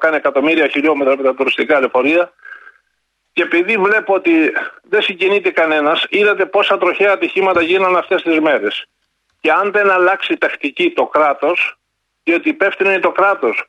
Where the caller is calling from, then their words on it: Epirus, Greece; Είμαι από τα Τζουμέρκα σήμερα. Σα χαιρετώ από τα